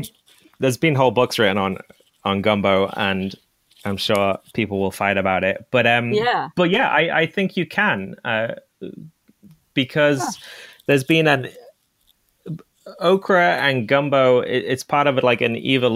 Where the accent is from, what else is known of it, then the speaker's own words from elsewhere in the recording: England, United Kingdom; moved away; I grew up in England